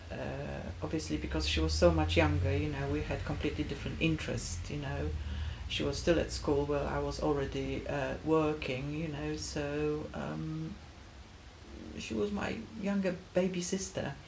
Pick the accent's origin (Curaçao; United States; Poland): Poland; Gdańsk, Pomeranian Voivodeship; moved away; I'm Polish, mm-hmm. born and bred. I was born in Gdańsk, Poland.